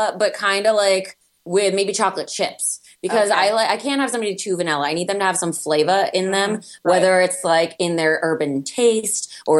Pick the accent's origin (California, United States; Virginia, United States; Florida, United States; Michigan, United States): Florida, United States; Miami; moved away; I'm from Miami and houses in Miami tend to like have like rat infestations